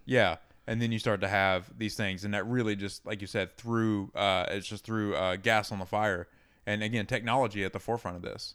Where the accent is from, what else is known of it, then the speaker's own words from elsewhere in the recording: Georgia, United States; I grew up in Georgia